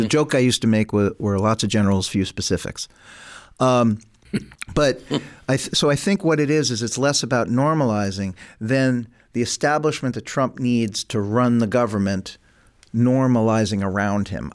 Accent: New York City, New York, United States; I come from New York City

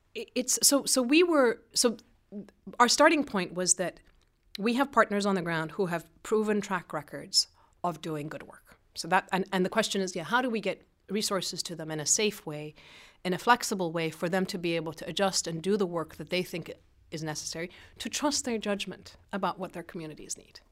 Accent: Iran; moved away; I grew up in Iran at an American school, international school

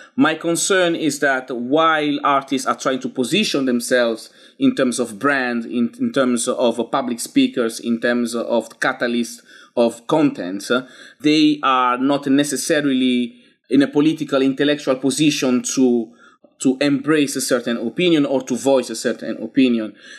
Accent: Italy; moved away as an adult; now in London, United Kingdom; I grew up in Italy, but I'm not resident in Italy anymore. I, I've been living in London for thirteen years

